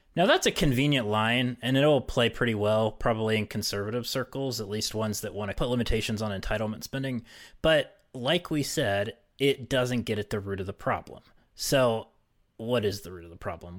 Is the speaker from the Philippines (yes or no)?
no; West Virginia, United States; I was from West Virginia